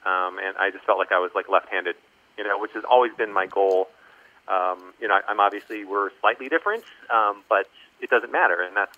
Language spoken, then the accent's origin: English; Columbia, Maryland, United States; also born or lived in Pennsylvania / Virginia; You know, I was born in the East Coast and grew up in Columbia, Maryland, ended up in then Pennsylvania with my mother for some time